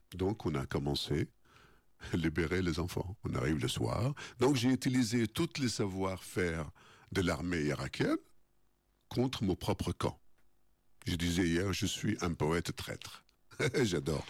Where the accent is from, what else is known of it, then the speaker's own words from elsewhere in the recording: Baghdad, Baghdad Governorate, Iraq; moved away as an adult; now in France; chez nous à Bagdad